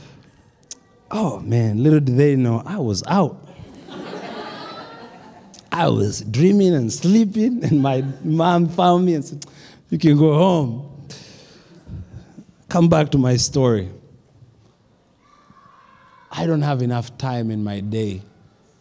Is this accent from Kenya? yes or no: yes; Kenya; now in United States; When I grew up in Kenya